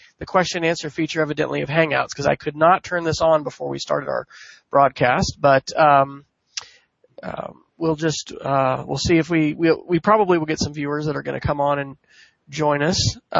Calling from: Oklahoma City, Oklahoma, United States; I'm connected from Oklahoma City to Brian Crosby in Reno, Nevada.

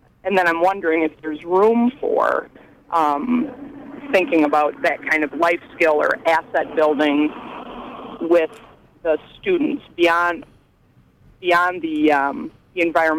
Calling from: Belfast, Northern Ireland, United Kingdom; I'm calling from Belfast.

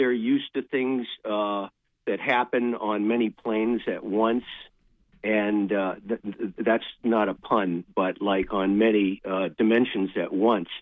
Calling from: Richmond, Vermont, United States; also born or lived in Maine; I'm actually calling from Richmond, Vermont, but I have a place in Maine.

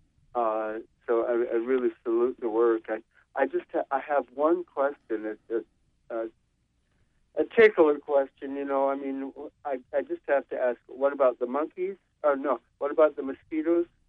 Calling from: New York City, New York, United States; I'm calling from Brooklyn.

